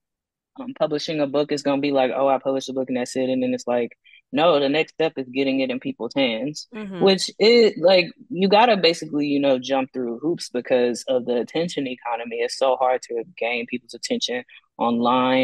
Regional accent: Texas, United States; now in Austin, United States; growing up in Texas

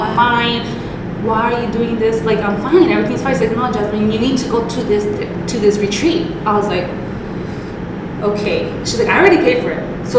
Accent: Los Angeles, California, United States; I am from East LA.

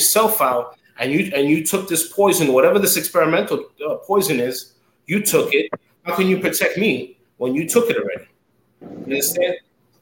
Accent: New York City, New York, United States; moved away as an adult; now in Nassau County, United States; born and raised in Queens. Now I'm living out here in Nassau. But I'm a Queens kid

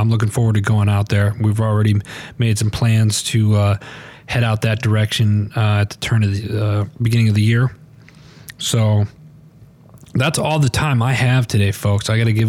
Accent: Midwest, United States; moved away; You know, I grew up in the Midwest. Those of you didn't know, I grew up in the Midwest doing gardening and stuff like that.

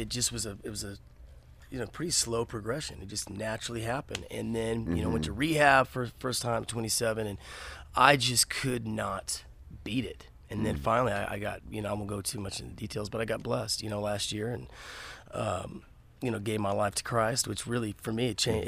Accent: Texas, United States; You know, I'm from Texas, so I love heavy, hard shit, you know.

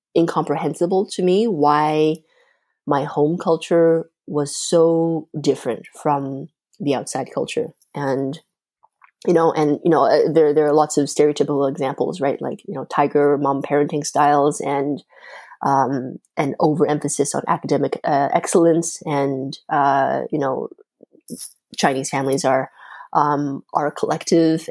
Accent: Canada; first language Mandarin; English is a second language; also born or lived in China; now in Montreal, Canada; when I had just first arrived in Canada

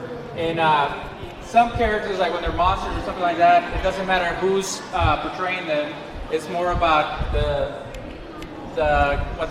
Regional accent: Mexico; moved away; I grew up in Mexico too

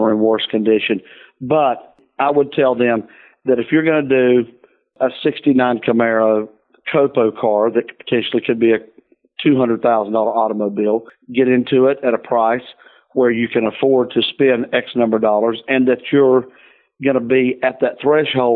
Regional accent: the South, United States; I'm from the South, Southern Baptist

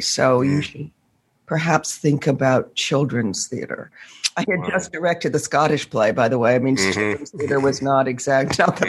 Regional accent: Northampton, Massachusetts, United States; I was born in Massachusetts, and my father was an American historian, professor, and my mother a teacher of reading. I started out as a little girl in Northampton, Massachusetts

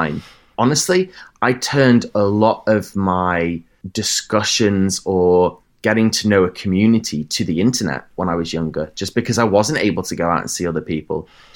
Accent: Bradford, Yorkshire and the Humber, United Kingdom; That's where I grew up, in Bradford in Yorkshire

